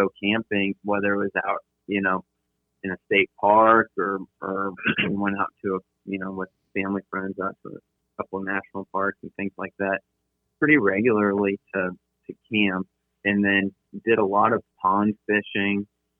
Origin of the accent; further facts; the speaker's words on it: San Antonio, Texas, United States; moved away; I grew up in San Antonio